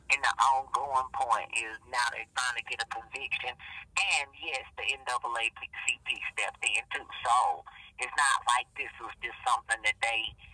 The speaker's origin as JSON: {"language": "English", "region": "the South", "country": "United States", "tie": "born or raised there", "said": "growing up in the South"}